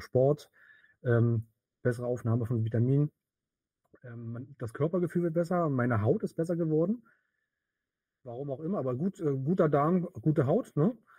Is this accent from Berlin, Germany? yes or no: yes; Berlin, Germany; komme aus Berlin